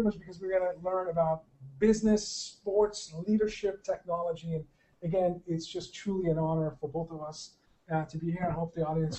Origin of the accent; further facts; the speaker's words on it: Boston, Massachusetts, United States; So growing up in the Boston area, playing basketball in high school and junior high, and watching the Celtics win championships